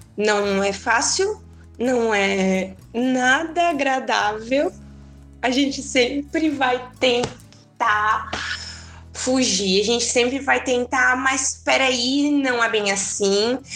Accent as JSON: {"language": "Portuguese", "town": "Tubarão", "region": "Santa Catarina", "country": "Brazil", "said": "eu sou de Tubarão, Santa Catarina"}